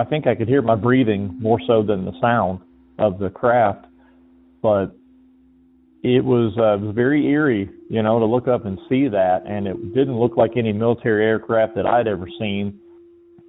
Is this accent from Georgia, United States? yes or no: yes; Georgia, United States; moved away; also born or lived in Okinawa, Japan; I'm originally from Georgia